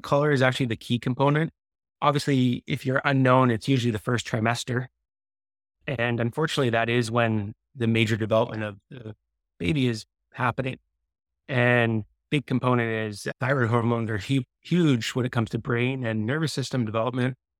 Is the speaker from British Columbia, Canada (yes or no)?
yes; Victoria, British Columbia, Canada; also born or lived in Windsor, Ontario; I was born and raised in B, Victoria, Brit, B C.